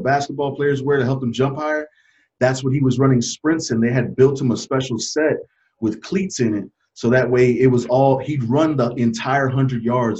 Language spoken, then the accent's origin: English; New York, United States; also born or lived in Fort Bragg; So I grew up in Lower East Side, New York, and I also grew up in Fort Bragg, North Carolina.